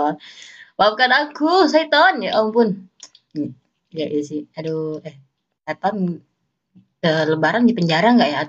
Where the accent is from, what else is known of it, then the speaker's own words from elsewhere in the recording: Mempawah, West Kalimantan, Indonesia; aku kan asal dari Kalimantan Barat ya Pontianak ya Pontianak itu kota aja lah gitu ya aku juga kota sih Mempawah